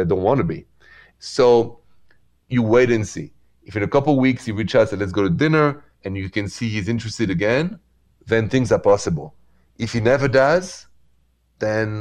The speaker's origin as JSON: {"language": "English", "town": "Paris", "region": "Île-de-France", "country": "France", "accent": "French", "moved": "yes", "said": "The accent is French because I'm from Paris."}